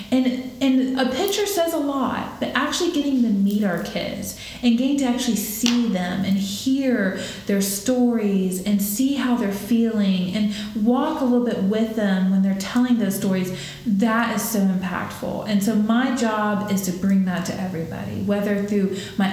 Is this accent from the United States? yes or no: yes; Jacksonville, Florida, United States; I was born and raised here in Jacksonville